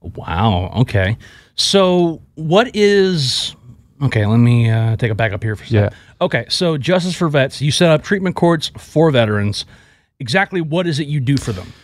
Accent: Houston, Texas, United States; my hometown of Houston

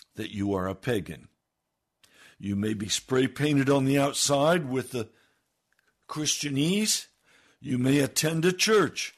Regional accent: United States

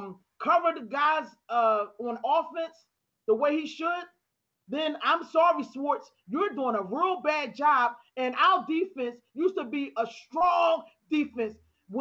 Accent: Philadelphia, Pennsylvania, United States; I was born and raised up in Philadelphia.

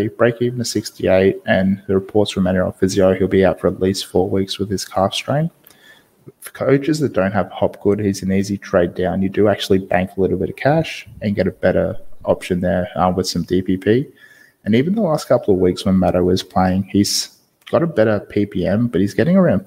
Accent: Queensland, Australia; as a Queenslander

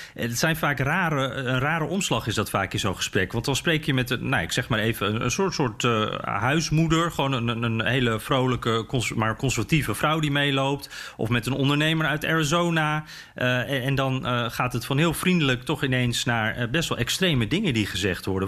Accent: Netherlands

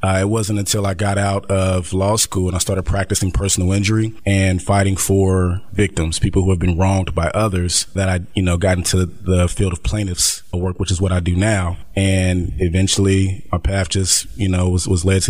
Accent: Dayton, Ohio, United States; I'm from Dayton, Ohio

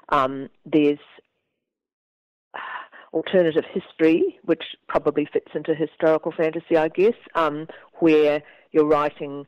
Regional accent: Dunedin, Otago, New Zealand; I grew up in Dunedin, which is a very Scottish city in New Zealand

